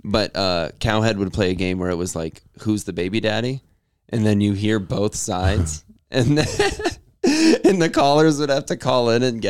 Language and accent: English; Sarasota, Florida, United States; I come from Sarasota.